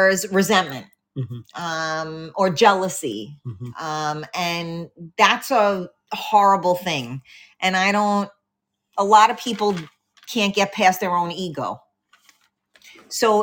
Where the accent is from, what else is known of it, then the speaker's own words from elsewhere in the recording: New York City, New York, United States; I'm from the Bronx.